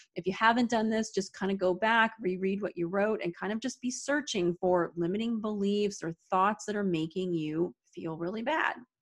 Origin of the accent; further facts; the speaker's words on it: Arizona, United States; now in upstate New York, United States; I'm originally from Arizona, but I live in upstate New York